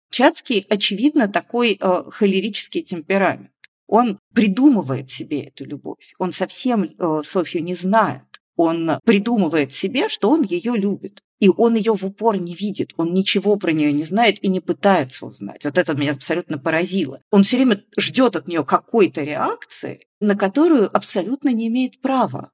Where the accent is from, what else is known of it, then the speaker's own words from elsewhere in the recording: Georgia; moved away; Я, поскольку выросла в Грузии